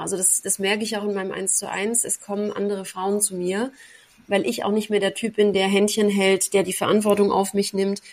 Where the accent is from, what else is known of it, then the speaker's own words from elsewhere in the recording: Braunenhardt near Ellwangen, Swabia, Baden-Württemberg, Germany; moved away as an adult; now in Dubai, United Arab Emirates; ich komme aus Braune Hart, äh, bei Ellwangen, das kennt wahrscheinlich niemand, im, im Schwabenland